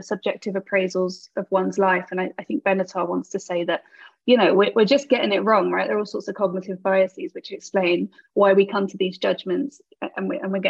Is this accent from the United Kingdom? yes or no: yes; United Kingdom; I'm a British philosopher. I'm based at the University of Birmingham in the UK